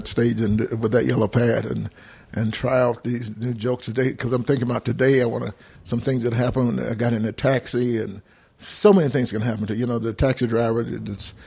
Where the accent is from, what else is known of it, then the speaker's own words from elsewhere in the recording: Atlanta, Georgia, United States; I'm from Atlanta, born, raised in Atlanta